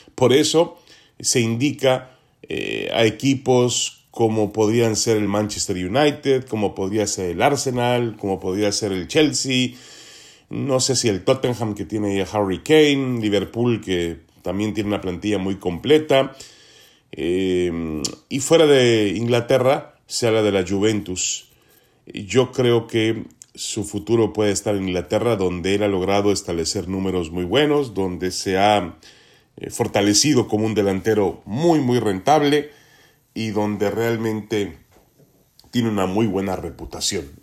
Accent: Mexico; como aficionados mexicanos al fútbol

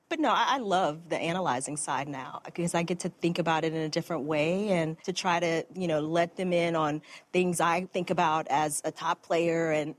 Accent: Lafayette, Louisiana, United States; I am in Lafayette, Louisiana.

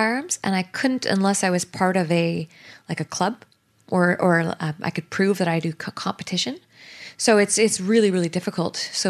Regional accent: Canada; I'm Canadian.

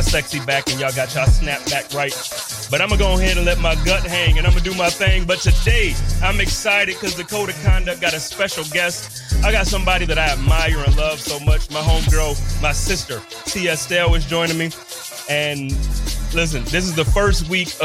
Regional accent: Buffalo, New York, United States; moved away as an adult; now in Arizona, United States; I was born and raised in Buffalo.

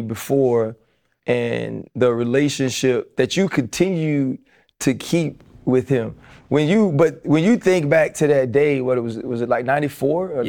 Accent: New Orleans, Louisiana, United States; I'm proud I'm from the West Bank of New Orleans

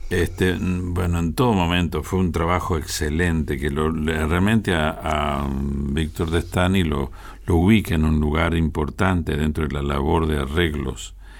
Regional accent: Argentina

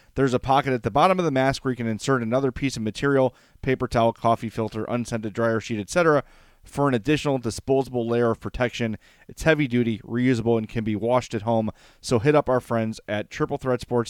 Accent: Oak Lawn, Illinois, United States; also born or lived in Homewood; I grew up in Oak Lawn. I grew up in a lily white neighborhood.

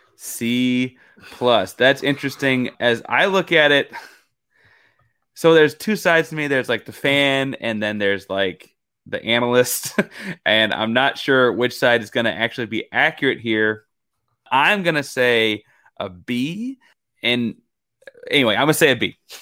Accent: Texas, United States; I am a Texas guy. I am from Texas

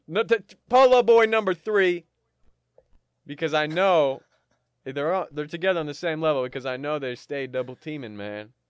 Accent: Canada; I'm Canadian, and we respect the queen up here

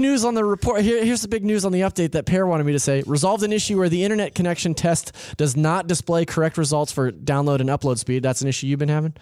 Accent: California, United States; I'm from California. I s, I, I use gnarly just interchangeably

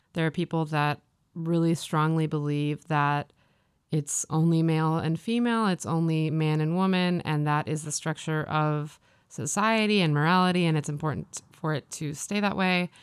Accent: Midwest, United States; moved away as an adult; also born or lived in Maine; now in Los Angeles, United States; I grew up in the Midwest

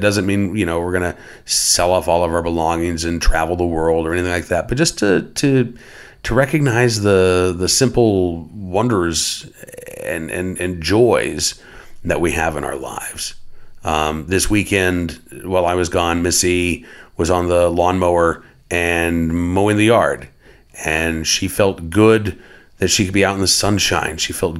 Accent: Oklahoma City, Oklahoma, United States; Growing up in Oklahoma, the big festival was the Festival of the Arts. Growing up in Oklahoma City, I should say, the big festival was the Festival of the Arts.

